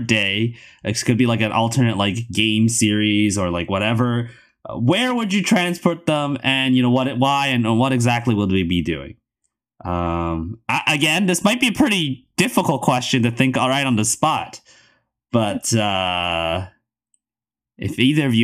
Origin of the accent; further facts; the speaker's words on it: Canada; as a Canadian